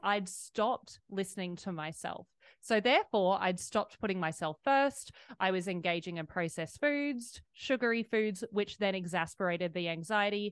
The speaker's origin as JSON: {"language": "English", "country": "Australia", "tie": "born or raised there", "said": "I was raised in Australia"}